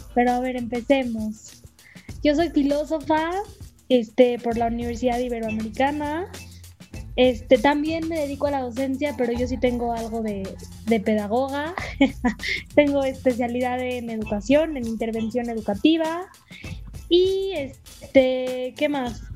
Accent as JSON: {"language": "Spanish", "country": "Mexico", "said": "somos mexicanos, entonces hablamos en español."}